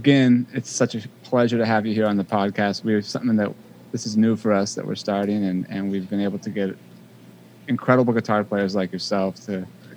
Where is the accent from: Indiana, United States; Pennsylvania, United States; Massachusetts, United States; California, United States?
California, United States; Bay Area; moved away as an adult; also born or lived in Los Angeles; I'm from the Bay Area originally